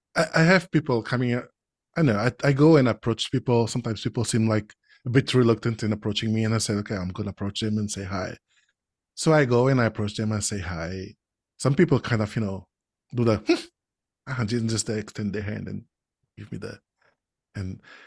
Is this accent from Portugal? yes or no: yes; Portugal; I'm not from Brazil. I'm from Portugal.